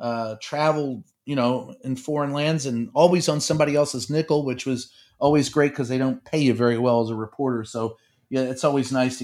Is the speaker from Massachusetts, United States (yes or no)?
no; Louisville, Kentucky, United States; there was a newspaper where I grew up in Louisville, Kentucky, called Courier Journal and Louisville Times.